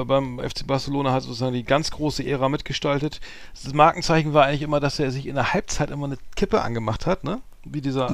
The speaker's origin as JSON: {"language": "German", "region": "Bremen", "country": "Germany", "said": "ich als Bremer"}